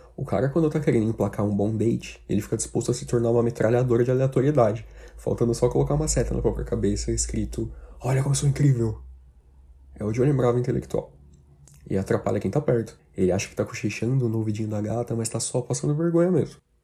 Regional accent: Brazil; principalmente aqui no Brasil

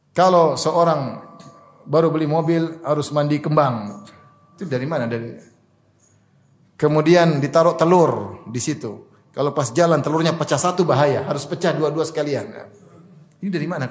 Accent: Papua, Indonesia; moved away; di kampung saya, di Papua

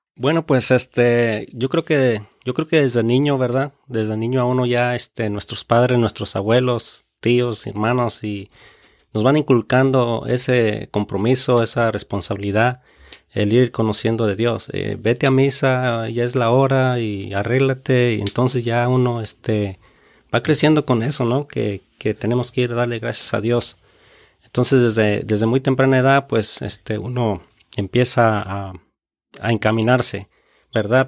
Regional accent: Michoacán, Mexico; now in Reading, United States; soy mexicano, ah, michoacano, de Michoacán

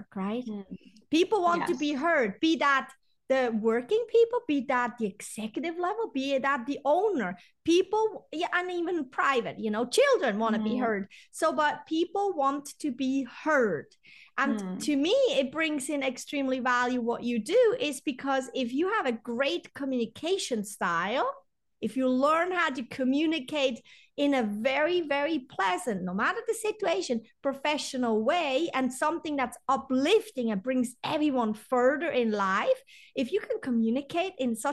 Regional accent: Switzerland; I'm European too. I'm from Switzerland

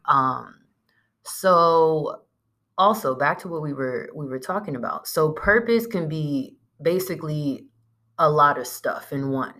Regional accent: San Diego, California, United States; the old neighborhoods that we grew up in in San Diego

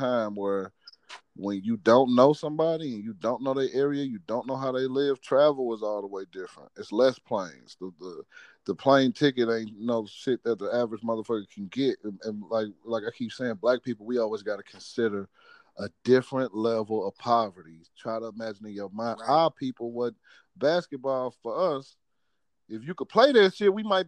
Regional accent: Missouri, United States; I'm from Missouri.

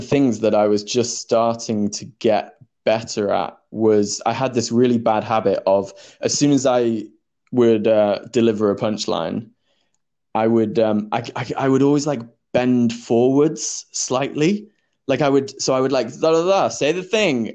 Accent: Yorkshire and the Humber, United Kingdom; moved away as an adult; now in London, United Kingdom; I grew up in Yorkshire, moved down to London to go to drama school

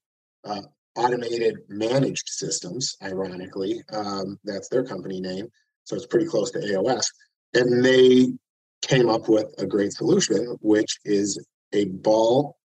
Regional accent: United States; I'm an American

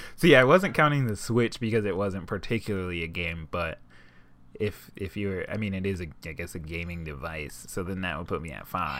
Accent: United States; I am dirty American

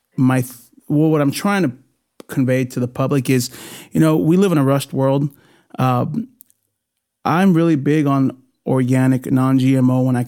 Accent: Bakersfield, California, United States; first language Spanish; also born or lived in Puerto Rico; I came back as a sophomore in high school. Stockdale High School, Mustang

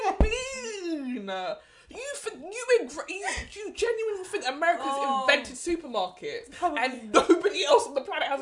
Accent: United Kingdom; I am a black British, I have grown up with people who are the descendants of African immigrants

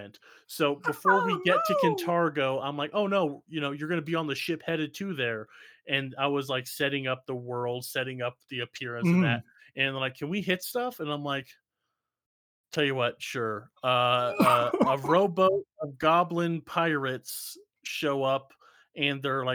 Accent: United States; I'm American

